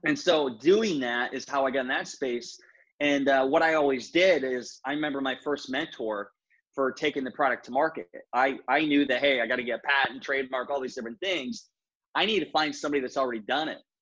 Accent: Northeast Iowa, United States; moved away as an adult; now in Edina, United States; I grew up in Northeast Iowa

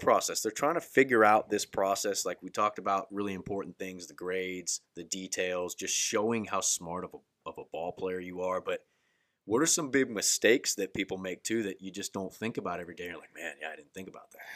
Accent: Daytona Beach, Florida, United States; I'm from Central Florida, Daytona, Daytona Beach area

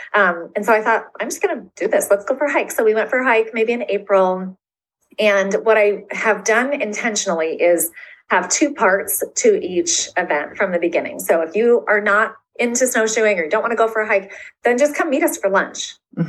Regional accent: Florida, United States; and so I am from Florida. So I am not a snow girl.

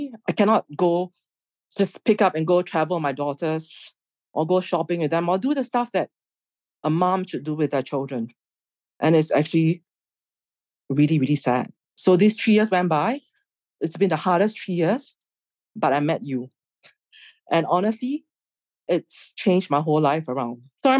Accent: Singapore; I'm from Singapore

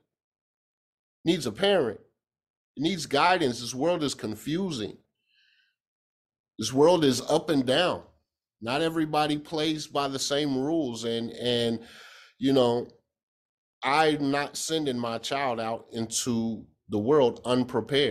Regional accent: Kansas, United States; I'm from Kansas

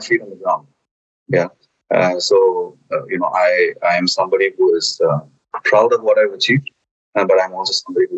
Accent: India; moved away as an adult; also born or lived in Germany; I'm originally from India. I have done all my formative education, including higher education, graduation out of India. And then I moved to Germany to work with Bayer

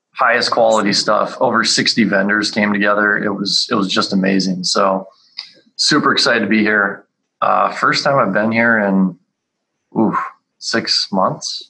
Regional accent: Calgary, Alberta, Canada; moved away; I grew up in Calgary, up in Canada

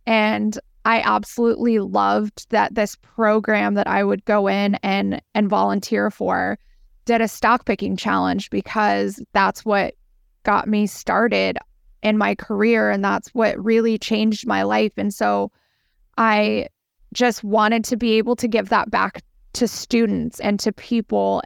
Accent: San Diego, California, United States; moved away as an adult; also born or lived in Manhattan, New York; now in New York City, United States; I am born and raised in San Diego, California, on the beach

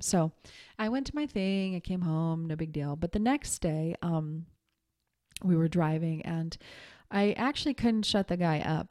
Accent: Montana, United States; moved away as an adult; also born or lived in New York City; when I was twenty years old and I moved, um, from Montana to New York City by myself

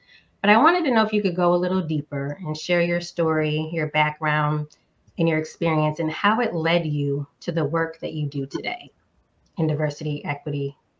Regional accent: Northeast United States, United States; now in Southern United States; I'm an introvert, a wife, a daughter, a sister, a dog mom, and a current Southerner, but was born and raised in the Northeast United States.

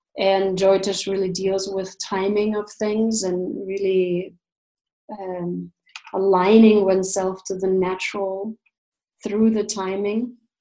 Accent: Russia; moved away as an adult; also born or lived in Canada; I was born and raised in Russia

